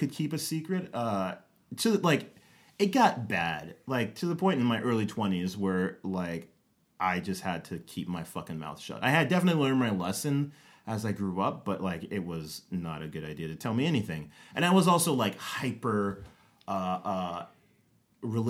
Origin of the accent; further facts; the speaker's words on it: Rialto, California, United States; moved away as an adult; now in Atlanta, United States; we grew up in Southern California in like Rialto